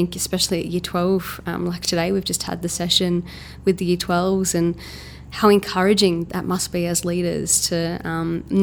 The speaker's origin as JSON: {"language": "English", "town": "Melbourne", "region": "Victoria", "country": "Australia", "said": "I'm from Melbourne"}